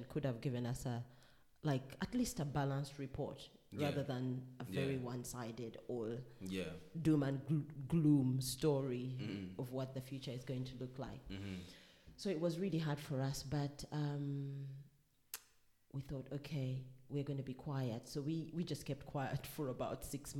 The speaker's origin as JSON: {"language": "English", "country": "Uganda", "tie": "born or raised there", "moved": "as an adult", "said": "I come from Uganda. Growing up as a Ugandan child"}